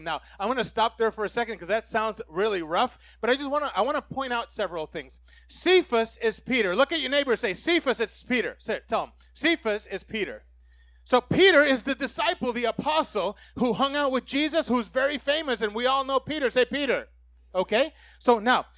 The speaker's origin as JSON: {"language": "English", "country": "Puerto Rico", "tie": "born or raised there", "said": "I grew up in Puerto Rico"}